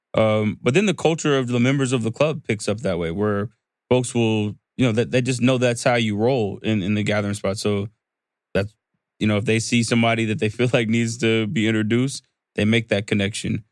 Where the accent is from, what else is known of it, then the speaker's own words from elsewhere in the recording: the South, United States; I'm from the South